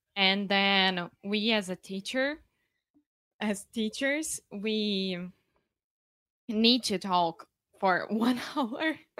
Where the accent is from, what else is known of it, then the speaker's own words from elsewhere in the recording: Rio de Janeiro, Brazil; English is a second language; moved away; I'm from Brazil. Yeah, from Rio